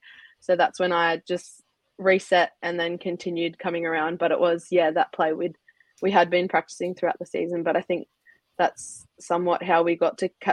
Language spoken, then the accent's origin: English; Milton Ulladulla, New South Wales, Australia; I'm from Milton Ulladulla, so down the bottom end of the South Coast.